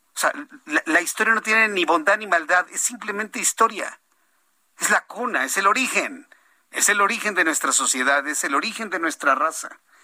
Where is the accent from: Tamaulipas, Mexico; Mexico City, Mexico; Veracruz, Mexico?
Mexico City, Mexico; No nací en Tenochtitlan, nací en, la, en el Distrito Federal hace ya varios años